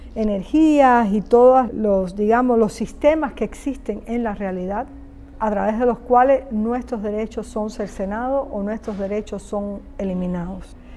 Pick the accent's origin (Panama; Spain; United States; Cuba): Cuba; nací en Cuba, mi carrera la hice en Cuba, es decir, mi educación artística viene de Cuba